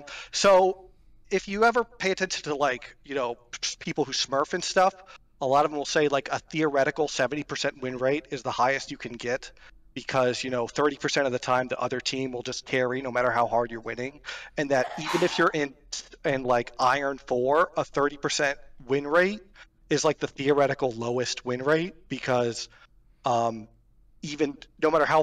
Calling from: Tampa Bay, Florida, United States; Tampa Bay, Florida.

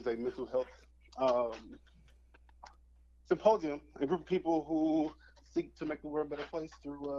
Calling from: Dallas, Texas, United States; I am calling from Dallas, Texas.

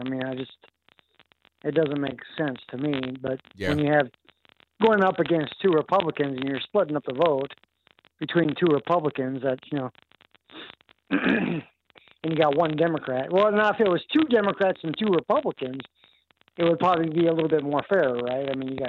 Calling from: Arkansas, United States; I'm from Arkansas.

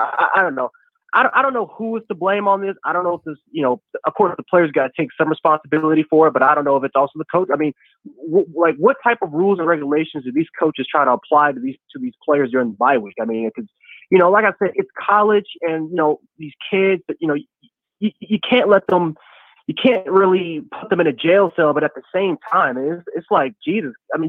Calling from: Buffalo, New York, United States; This is … from Buffalo.

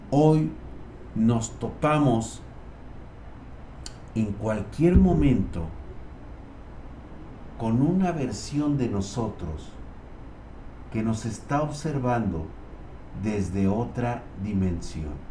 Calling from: Guadalajara, Jalisco, Mexico; De Guadalajara.

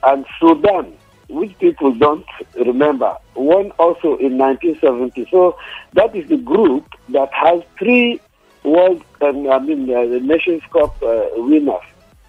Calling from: Yaba, Lagos, Nigeria; from Yaba.

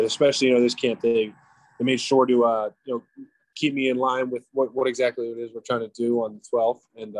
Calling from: Florida, United States; I am in sunny South Florida at my house, my back porch, my hammock.

